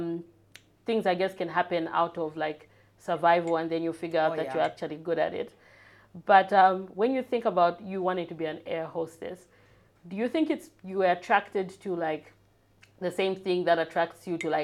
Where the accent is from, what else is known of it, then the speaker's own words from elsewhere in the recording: Lusaka, Lusaka Province, Zambia; So I grew up in North Mead